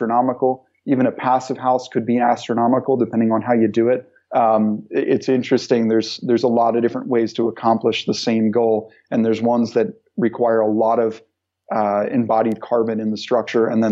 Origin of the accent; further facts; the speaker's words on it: Pennsylvania, United States; moved away as an adult; also born or lived in Philadelphia; now in Rhode Island, United States; I'm from the United States and yes. Pennsylvania.